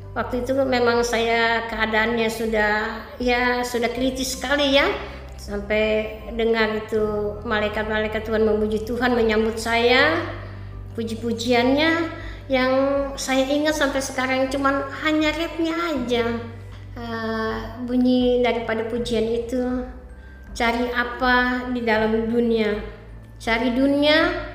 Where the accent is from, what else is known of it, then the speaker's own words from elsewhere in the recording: Merongeng, North Sulawesi, Indonesia; moved away; kampung saya di Merongeng